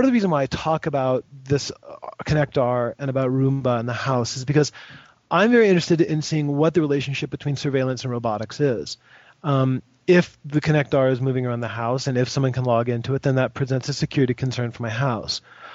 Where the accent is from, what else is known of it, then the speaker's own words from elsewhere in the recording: United States; I'm an American